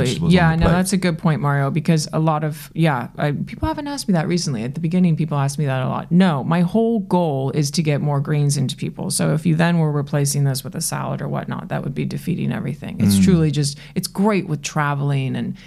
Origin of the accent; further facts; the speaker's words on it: New York City, New York, United States; the New Yorker that I am